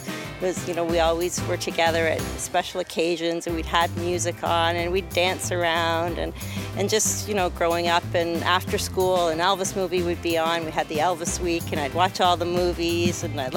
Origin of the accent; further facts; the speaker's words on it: Windsor, Ontario, Canada; from Windsor, Ontario, Canada